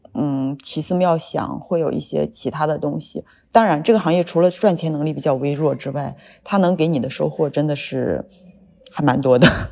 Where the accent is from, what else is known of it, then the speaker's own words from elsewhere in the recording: Yantai, Shandong, China; 我们是本地人，然后我们是要扎根在这个城市里边儿